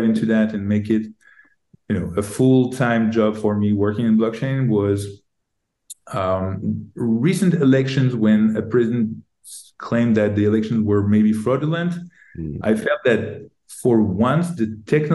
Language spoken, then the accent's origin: English; Paris, Île-de-France, France; moved away as an adult; also born or lived in Silicon Valley; I'm from Paris. I grew up in Paris.